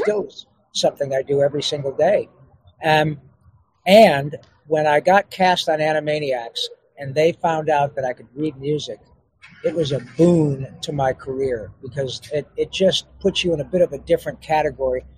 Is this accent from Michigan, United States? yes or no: yes; Grand Blanc, Michigan, United States; also born or lived in Detroit, Michigan; I was born in Detroit and grew up in Grand Blanc, just south of Flint